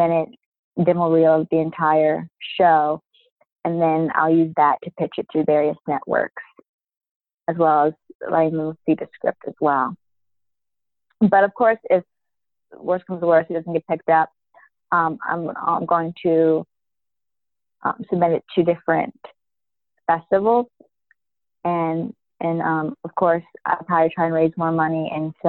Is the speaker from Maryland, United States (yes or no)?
yes; Baltimore, Maryland, United States; now in New York, United States; I grew up in Baltimore, but I'm living in New York now